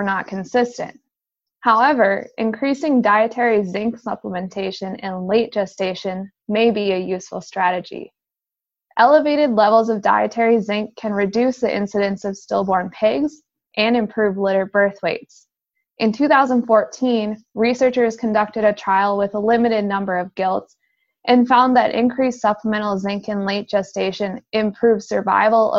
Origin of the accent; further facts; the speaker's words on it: Fergus Falls, Minnesota, United States; I grew up near Fergus Falls, Minnesota, on a small hobby farm